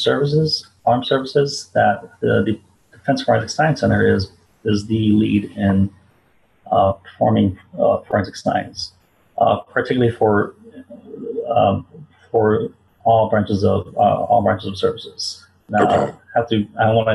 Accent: Honolulu, Hawaii, United States; I was born and raised in Hawaii, Honolulu, Hawaii

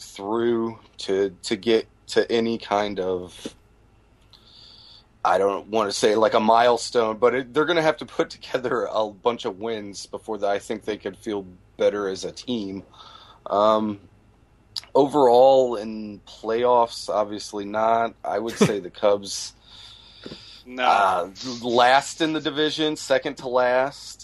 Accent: Midwest, United States; born and raised in the Midwest

